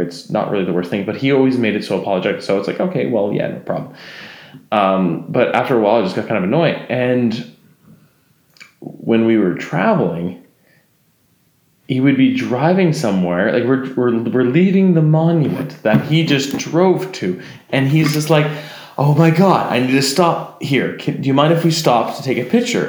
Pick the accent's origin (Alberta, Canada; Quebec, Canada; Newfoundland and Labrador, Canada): Alberta, Canada; I grew up in Alberta.